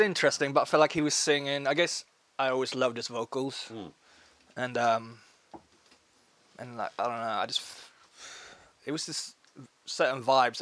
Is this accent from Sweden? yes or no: yes; Uppsala, Uppsala County, Sweden; I flew down from my hometown Uppsala